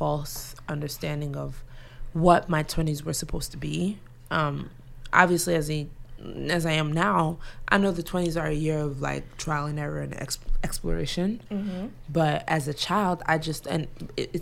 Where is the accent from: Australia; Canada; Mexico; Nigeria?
Nigeria; as a Nigerian